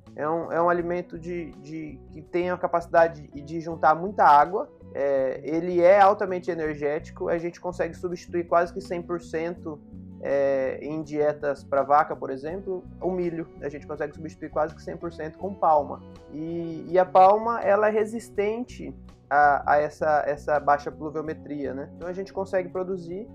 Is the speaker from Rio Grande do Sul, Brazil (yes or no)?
no; Campo Grande, Mato Grosso do Sul, Brazil; now in Paraíba, Brazil; eu não sou aqui da Paraíba. Eu sou de Campo Grande, no Mato Grosso do Sul